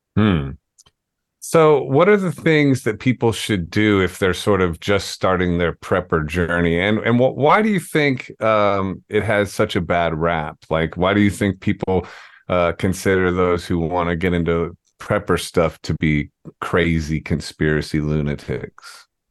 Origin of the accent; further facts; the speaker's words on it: Ohio, United States; moved away as an adult; also born or lived in New York; I'm from Ohio. I went to public school